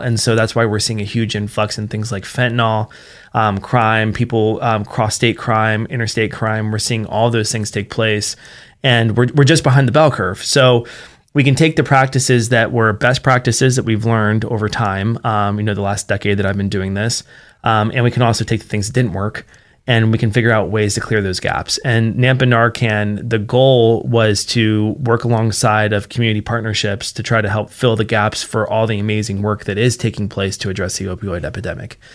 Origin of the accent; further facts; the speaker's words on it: Martinsburg, West Virginia, United States; moved away as an adult; now in Treasure Valley, Idaho, United States; my hometown in particular, uh, which is Martinsburg, West Virginia